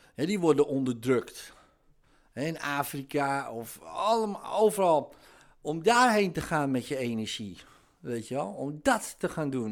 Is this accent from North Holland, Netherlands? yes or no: yes; near Amsterdam, North Holland, Netherlands; dat hoor je natuurlijk wel aan mijn accent. Ik kom uit de buurt van Amsterdam